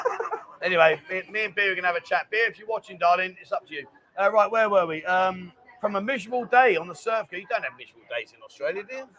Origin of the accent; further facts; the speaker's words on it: London, United Kingdom; now in Pattaya, Thailand; I'm from London. I'm not from up north